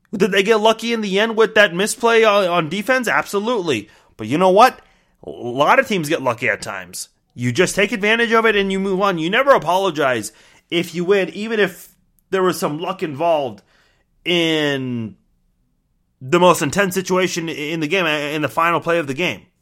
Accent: Kansas City, Kansas, United States; I'll say Kansas City. Uh, and I don't say Kansas, even though I actually live in the state of Kansas

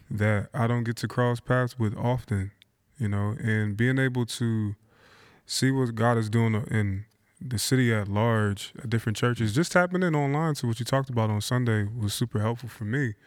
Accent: Philadelphia, Pennsylvania, United States; moved away as an adult; now in Portland, United States; born and raised in Philadelphia, moved to Portland in two thousand eight

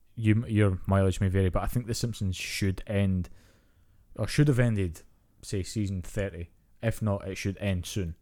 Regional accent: Scotland, United Kingdom; growing up in Scotland and Britain

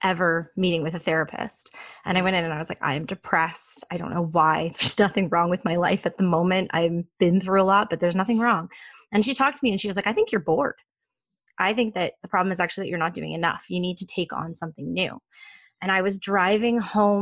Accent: Toronto, Ontario, Canada; I'm from Toronto

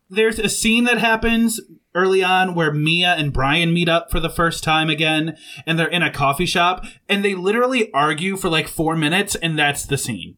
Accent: Southwest Michigan, United States; moved away as an adult; we grew up in Southwest Michigan, and now both of us live south of the Mason-Dixon line

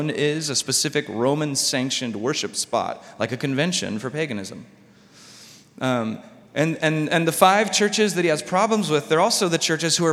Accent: United States; as an American Christian.

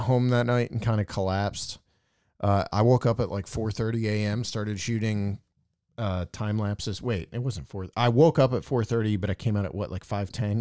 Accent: East Coast, United States; I'm from the East Coast too

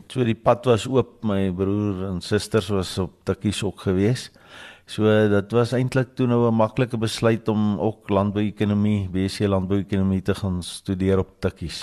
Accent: Potchefstroom, North West, South Africa; ek is daarom in die dorp gebore.

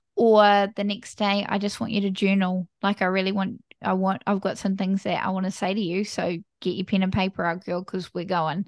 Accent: New Zealand; I am from New Zealand, small little country, bottom of the world.

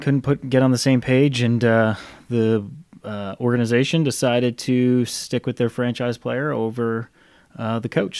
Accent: United States; as an American

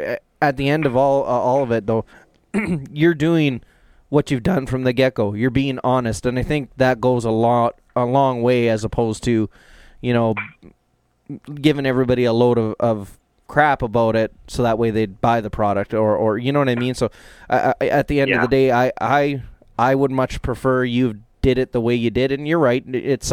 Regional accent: Canada; the three of us being Canadian

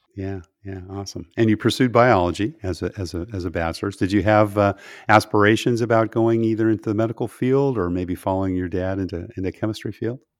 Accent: California, United States; moved away; I grew up in California

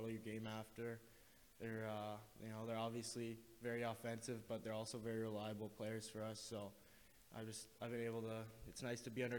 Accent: near Vancouver, British Columbia, Canada; moved away as an adult; also born or lived in Vernon, British Columbia; now in Arizona, United States; from Canada, just about 45 minutes outside of Vancouver.

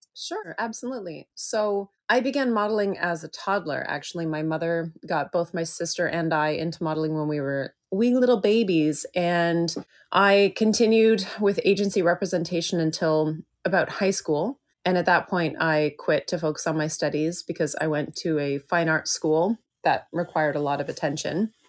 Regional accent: just outside of Toronto, Ontario, Canada; moved away as an adult; also born or lived in Vancouver, Canada / Victoria, Canada; now in San Francisco, United States; I was born and raised just outside of Toronto

